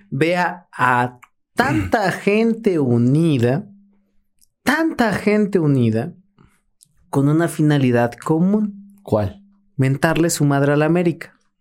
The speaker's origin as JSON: {"language": "Spanish", "country": "Mexico", "said": "nosotros como mexicanos"}